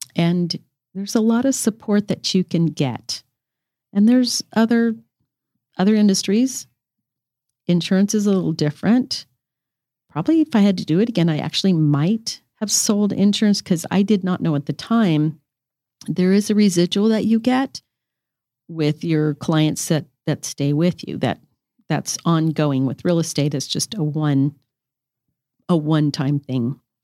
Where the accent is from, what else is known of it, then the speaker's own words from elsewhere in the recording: Colorado, United States; I was raised in Colorado. I'm from the Rocky Mountain State.